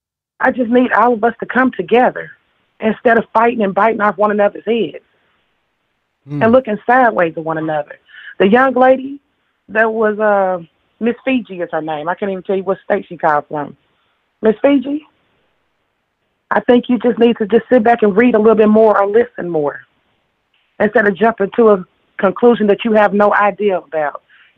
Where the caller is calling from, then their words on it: Indianapolis, Indiana, United States; I'm calling from Indianapolis.